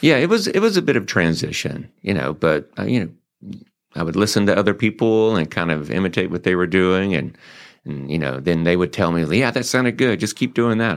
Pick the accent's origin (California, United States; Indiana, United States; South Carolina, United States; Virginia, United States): South Carolina, United States; Greenville; accent: twang; also born or lived in Joliet, Illinois; now in Mansfield, United States; I got my accent from down south in Greenville, South Carolina